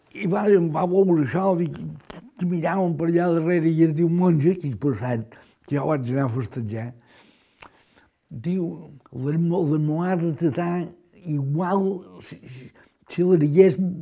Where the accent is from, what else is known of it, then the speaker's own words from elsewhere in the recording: Majorca, Balearic Islands, Spain; com a bon mallorquí